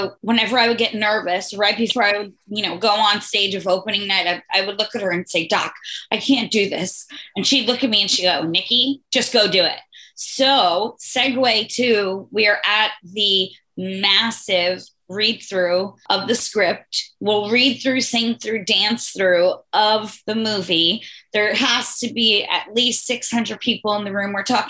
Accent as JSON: {"language": "English", "town": "Great Neck", "region": "New York", "country": "United States", "tie": "born or raised there", "said": "She teaches at North High School, where I went, my mom went, we all went. And I grew up in Great Neck"}